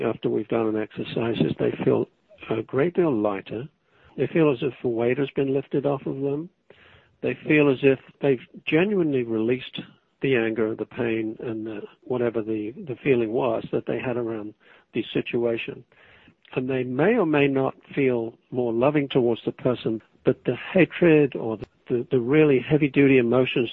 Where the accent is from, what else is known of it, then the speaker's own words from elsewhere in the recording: England, United Kingdom; moved away; I'm English